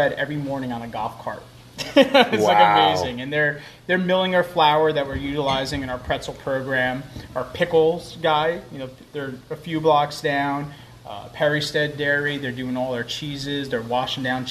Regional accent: Newark, New Jersey, United States; moved away; also born or lived in Passaic, New Jersey / Philadelphia; I grew up in the city. I was born in Passaic. I grew up in Newark

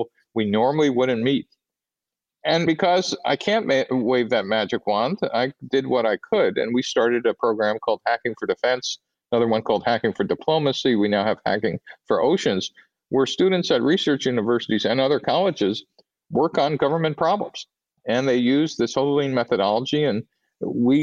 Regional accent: New York City, New York, United States; moved away as an adult; I grew up in New York City in a pretty narrow ethnic ghetto

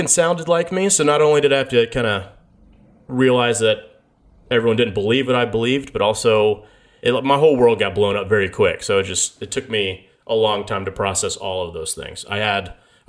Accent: United States; I'm American

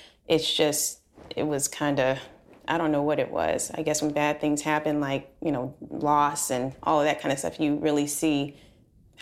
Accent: Alabama, United States; moved away as an adult; now in Texas, United States; I'm originally from Alabama

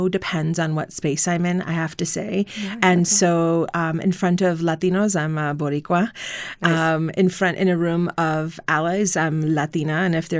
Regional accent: New York, United States; And then, you know, as I get older, I feel like I identify as a New Yorker.

